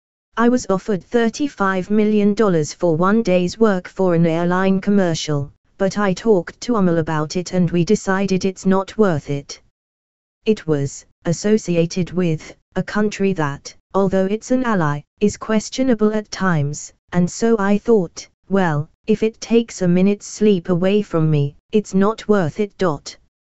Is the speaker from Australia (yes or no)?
no; Oslo, Norway; now in London, United Kingdom; I've always loved London. I moved here years ago, studied here, live here, and have family here. But I grew up in Oslo, Norway.